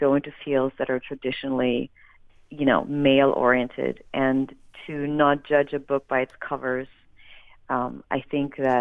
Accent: Germany; moved away; I am originally from Germany

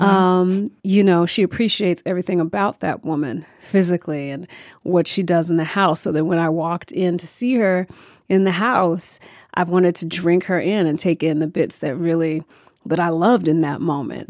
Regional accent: New York, United States; I'm a New Yorker. I, um, I know New York well.

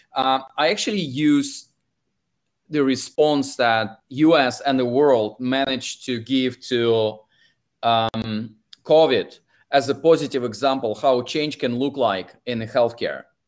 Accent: Russia; English is a second language; now in London, United Kingdom; if you can tell from my accent, I'm originally from Russia and spend most of my time in London

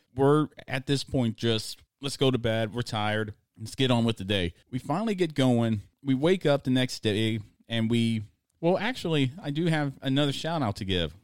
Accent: United States; accent: American; my American accent

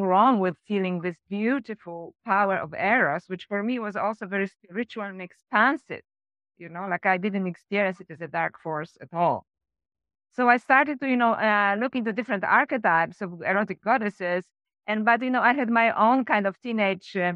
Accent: Poland; moved away as an adult; also born or lived in Sweden / France / Canada / Australia; I came back to Poland from Sweden

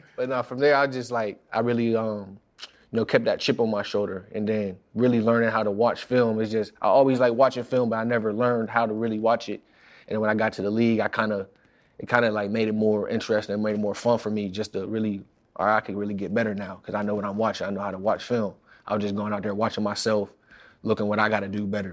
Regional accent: Pittsburgh, Pennsylvania, United States; moved away as an adult; now in New York, United States; I'm from Pittsburgh, where it ain't You know, there ain't nothing really

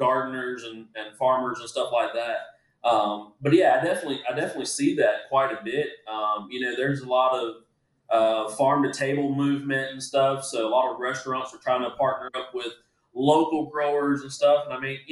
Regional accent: Groveland, Florida, United States; my hometown of Groveland or in Clermont

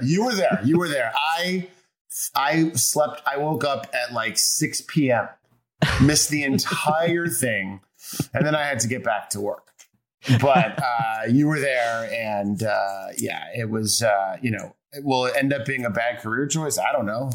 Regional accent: Chicago, Illinois, United States; now in Los Angeles, United States; I'm from Chicago, so right. I have like northern blood

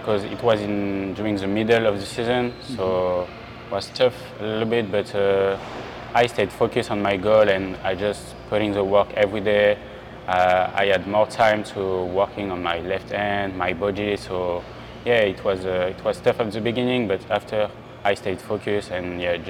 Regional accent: Le Mans, Pays de la Loire, France; English is a second language; also born or lived in Strasbourg / Pau / Chalon-sur-Saône; Yeah, I'm born in Strasbourg, and 1 month after, I went to Pau for 4 years. Mm-hmm. After, I went 2 years in Chalon-sur-Saône, and after I grew up in Le Mans.

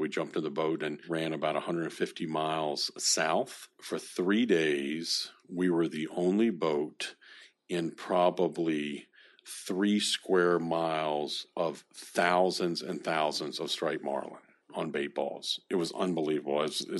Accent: Bahamas; I think I come from the Bahamas.

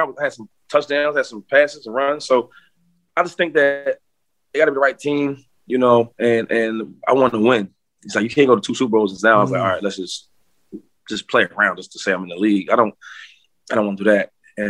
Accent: an hour away from Philadelphia, Pennsylvania, United States; I'm from here. I'm an hour away from Philadelphia. My hometown kid.

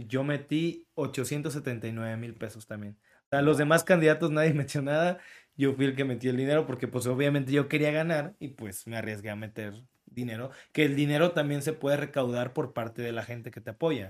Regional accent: Tlacotalpan, Veracruz, Mexico; accent: jarocho; now in Veracruz, Mexico; yo soy de Tlacotalpan. Yo nací en Tlacotalpan

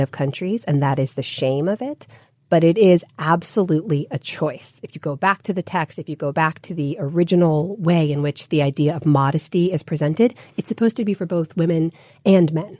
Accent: United States; my sisters and I were all born and raised here. So we're the first generation Americans in our families

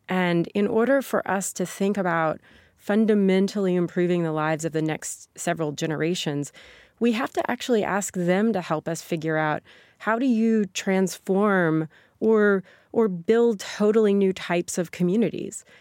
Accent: Sikeston, Missouri, United States; moved away; my hometown, Sikeston, trucking is the main industry there

